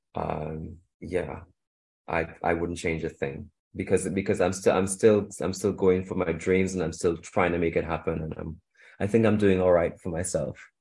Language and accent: English; Trinidad & Tobago; also born or lived in Shanghai, China / Europe; now in London, United Kingdom; I grew up in in Trinidad and Tobago. I was born there, and I I moved to London